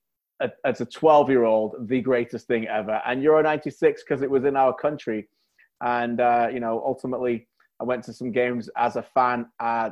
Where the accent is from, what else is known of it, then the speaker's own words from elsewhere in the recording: Preston, North West England, United Kingdom; Preston, my hometown